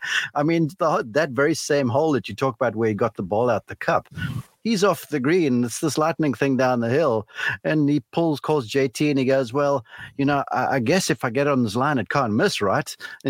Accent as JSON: {"language": "English", "country": "South Africa", "said": "and I'm South African, so I guess it reminded me of The Lion King, right?"}